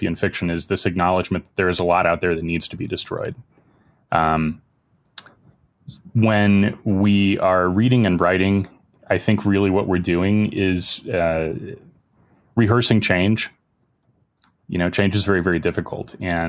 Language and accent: English; Indiana, United States; I'm from Indiana